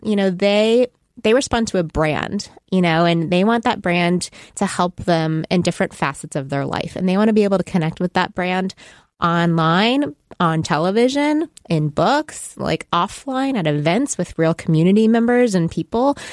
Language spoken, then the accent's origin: English; Texas, United States; moved away; I'm from Texas